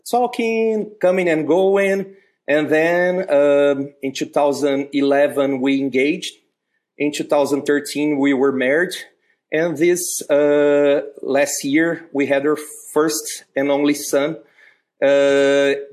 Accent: Uberlândia, Minas Gerais, Brazil; also born or lived in United States; My father came to Uberlândia in 1979, in January. I was born in October.

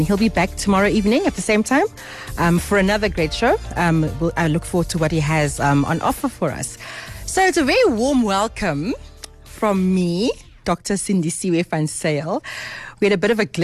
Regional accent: Harare, Zimbabwe; now in South Africa; I was born in Harare in Zimbabwe in 1976.

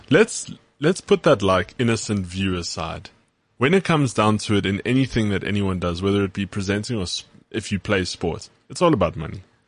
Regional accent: South Africa; accent: South African

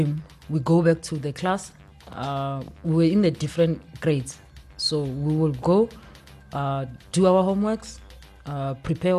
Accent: Klerksdorp, North West, South Africa; also born or lived in Eastern Cape / Limpopo; I was born in Eastern Cape. I do go to a small Nyana town. I love my village, but I hardly go there. It's far. But I grew up in Klerksdorp, Northwest Kokasi.

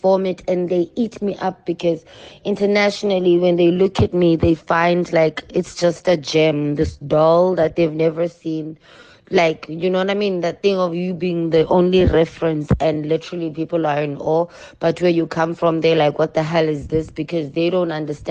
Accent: South Africa; I am a global child who is born from South Africa

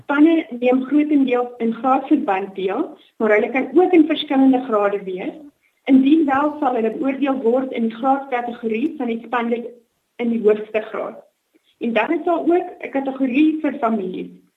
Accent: Johannesburg, Gauteng, South Africa; oorspronklik van af die Wesrand

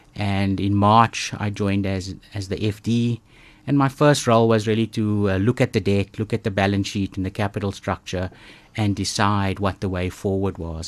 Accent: East London, Eastern Cape, South Africa; I grew up in East London, of all places, so, uh, close to the coast

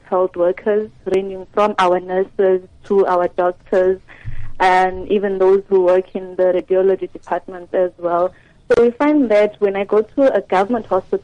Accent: Ixopo, KwaZulu-Natal, South Africa; moved away as an adult; now in Mahikeng, South Africa; I'm actually from KZN in Ikopo. They call it Ikopo. But I'm here now because I'm working

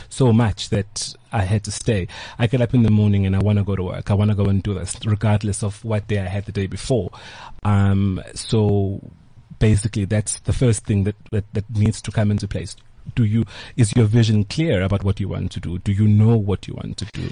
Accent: Pietermaritzburg, KwaZulu-Natal, South Africa; I grew up in Maritzburg.

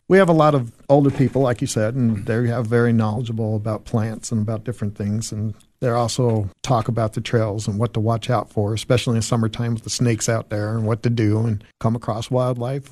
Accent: Phoenix, Arizona, United States; moved away as an adult; now in Tennessee, United States; I'm originally from Phoenix, Arizona, and moved up here after I retired

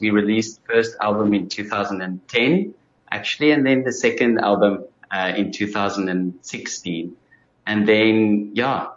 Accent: Bloemfontein, Free State, South Africa; now in Cape Town, South Africa; born and bred in uh, Free State, um, so not too far away from Gauteng. And then I grew up in Bloemfontein. Most of my school career was in Bloemfontein

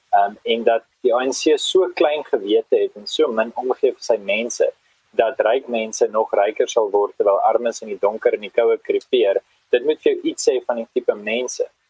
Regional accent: South Africa; As Suid-Afrikaners

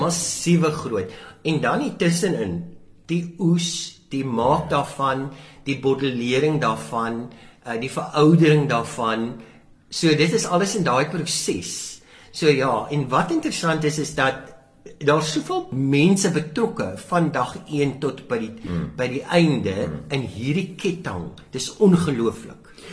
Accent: Baardskeerdersbos, Western Cape, South Africa; Ek is op die plaas Remhoogte. So ja, ek is op 'n plaas gebore, nie in 'n hospitaal nie. Ehm um, naby Baartskeer is Bos, tussen Gansbaai en Baartskeer is Bos.

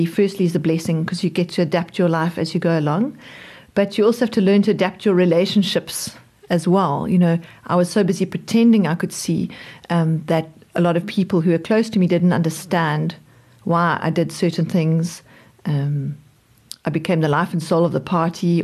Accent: Johannesburg, Gauteng, South Africa; now in Cape Town, South Africa; I was born in Johannesburg.

